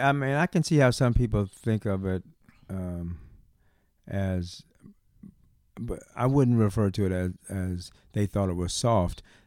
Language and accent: English; St. Petersburg, Florida, United States; moved away; we're both from Saint Petersburg, Florida